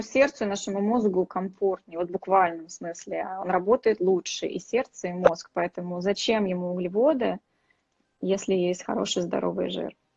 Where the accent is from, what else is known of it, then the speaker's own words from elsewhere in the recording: Saint Petersburg, Russia; Я тоже из Питера, так что мы с вами землячки